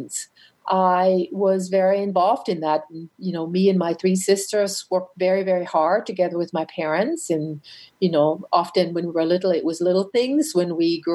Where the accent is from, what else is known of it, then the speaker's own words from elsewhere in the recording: Franconia, northern Bavaria, Germany; moved away; also born or lived in North America; I grew up in Franconia, which is in northern Bavaria